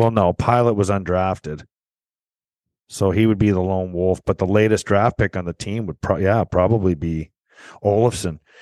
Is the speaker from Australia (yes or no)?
no; Canada; being Canadian